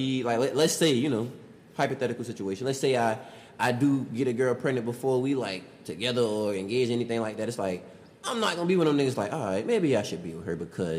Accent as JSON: {"language": "English", "town": "Savannah", "region": "Georgia", "country": "United States", "tie": "born or raised there", "said": "We grew up in Savannah."}